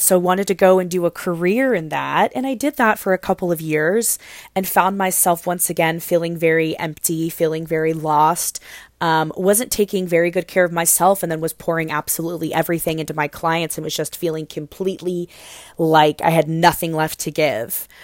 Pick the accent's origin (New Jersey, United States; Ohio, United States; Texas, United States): Ohio, United States; Cincinnati; I was born in Cincinnati, Ohio. I was raised in Cincinnati, Ohio. That's where I live today